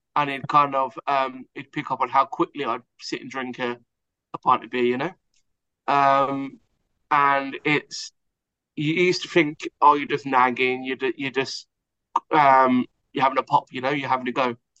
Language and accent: English; Hertfordshire, East of England, United Kingdom; I'm Hertfordshire, so just outside of London, England.